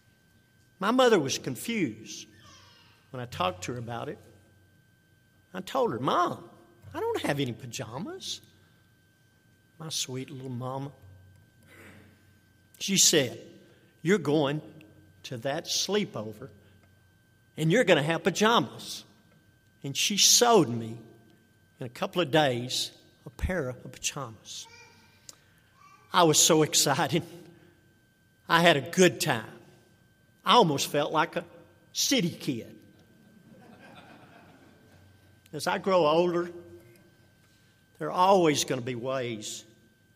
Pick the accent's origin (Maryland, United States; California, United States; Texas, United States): Texas, United States; Pine Mills; I grew up in the Pine Mills community